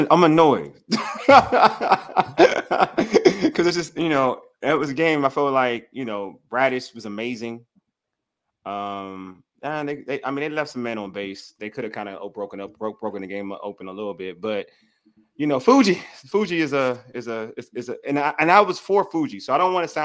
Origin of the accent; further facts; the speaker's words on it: DMV, DC, Maryland, Virginia, United States; I'm from the DMV